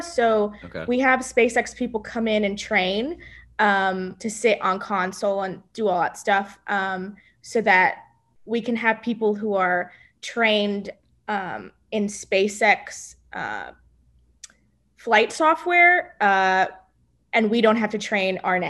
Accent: Edinburg, Texas, United States; Yes, Edinburgh.

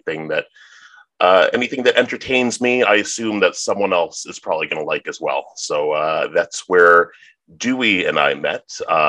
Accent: Toronto, Ontario, Canada; I am from Toronto, Canada

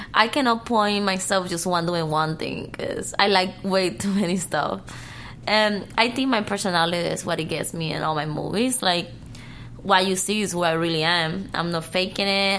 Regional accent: Cuba; English is a second language; moved away; I was born and raised in Cuba, but I prefer speaking English.

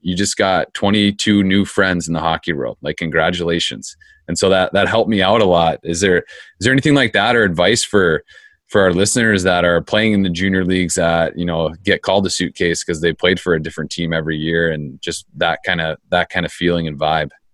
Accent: Phoenix, Arizona, United States; I grew up in Phoenix.

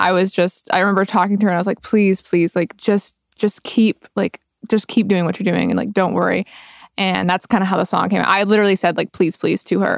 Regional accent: Roosevelt, Texas, United States; moved away; I am originally from Roosevelt, Texas, which has eighteen people living in it

